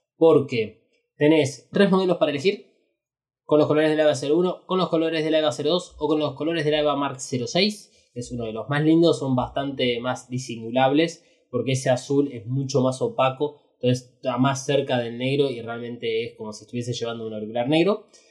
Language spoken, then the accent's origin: Spanish; Argentina; Somos Argentina.